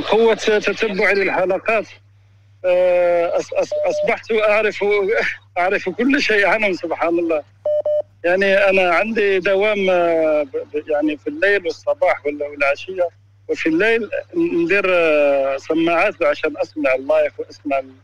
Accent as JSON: {"language": "Arabic", "country": "Algeria", "moved": "yes", "lives_now": "Spain", "said": "انا آه، جزائري من اسبانيا"}